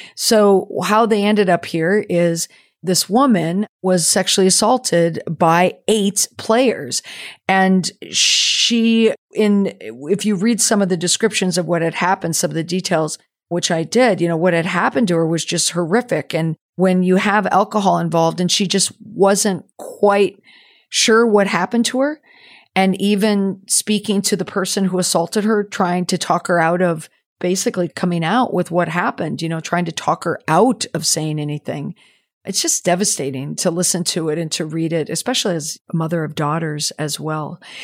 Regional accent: United States; also born or lived in New England; as an American hockey mom

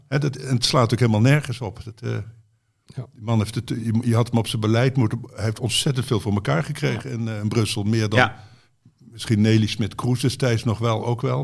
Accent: Betuwe, Gelderland, Netherlands; moved away; ik kwam uit de Betuwe

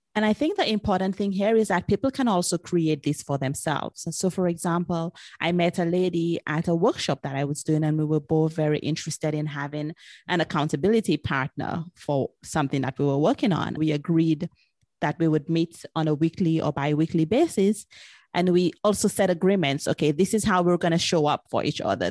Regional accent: St. Lucia; I'm originally from Saint Lucia

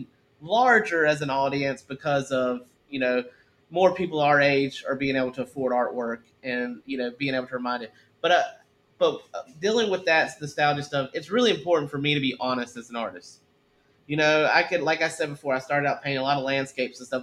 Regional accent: the South, United States; I grew up in the South too. I'm a Southern guy.

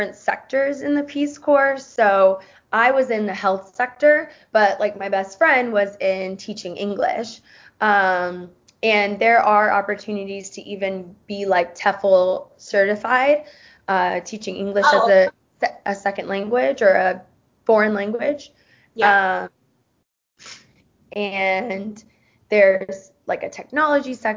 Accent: Tampa, Florida, United States; also born or lived in Nicaragua; I am originally from Tampa, Florida

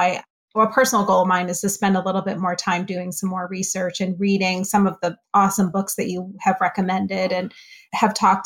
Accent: Northeast, United States; now in Florida, United States; I grew up in the Northeast

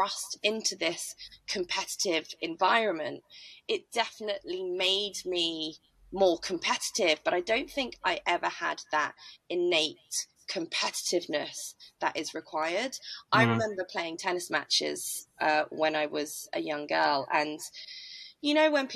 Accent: Norfolk, East of England, United Kingdom; I'm from Norfolk

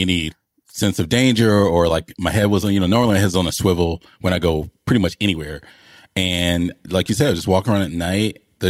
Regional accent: Decatur, Georgia, United States; also born or lived in Philadelphia; I was born in West Philly and I did go, got in one little fight and I ended up living with my auntie and uncle and went to a school called Fernbank

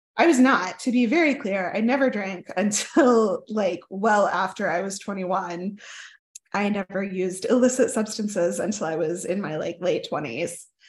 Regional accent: Oklahoma, United States; also born or lived in southern United States; I grew up mostly in Oklahoma

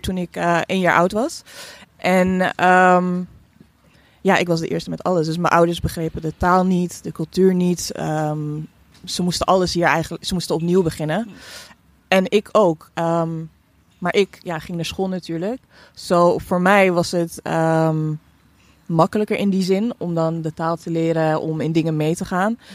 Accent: Netherlands; ik ben hier opgegroeid

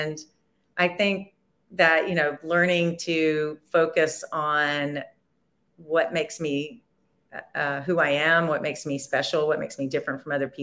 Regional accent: Nashville, Tennessee, United States; I'm from Nashville

